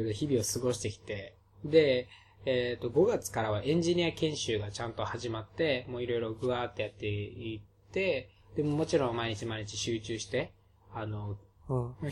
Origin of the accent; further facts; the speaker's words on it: Okinawa, Japan; 僕ら二人は沖縄出身なので、方言が出るっていうのもあるかもしれません